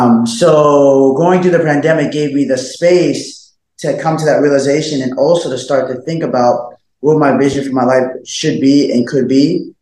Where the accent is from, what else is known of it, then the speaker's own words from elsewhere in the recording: Alaska, United States; also born or lived in Colorado Springs / Northern California; I was born in, Colorado Springs. I was raised as an adolescent, as a young boss, I was raised in Alaska. Right. But then going into my teens and beyond, Northern California.